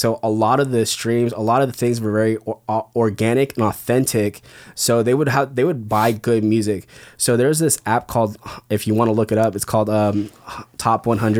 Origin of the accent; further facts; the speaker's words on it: West Covina, California, United States; I grew up in West Covina.